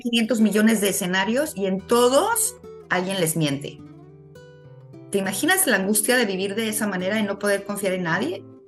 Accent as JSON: {"language": "Spanish", "region": "Mexico City", "country": "Mexico", "tie": "born or raised there", "also_born_or_lived": "Morelia, Mexico", "moved": "as an adult", "lives_now": "Ensenada, Mexico", "said": "soy originaria de la Ciudad de México"}